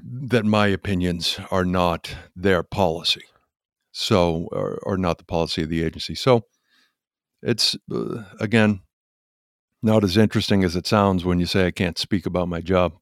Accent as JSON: {"language": "English", "town": "Quincy", "region": "Massachusetts", "country": "United States", "tie": "born or raised there", "also_born_or_lived": "Weymouth, Massachusetts", "moved": "yes", "said": "I was born and raised in Massachusetts in Quincy, and then Weymouth, Massachusetts"}